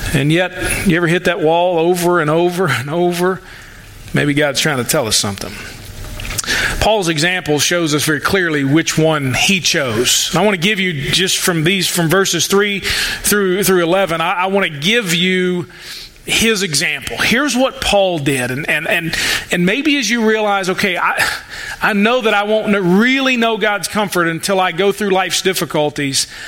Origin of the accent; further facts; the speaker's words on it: United States; American Christians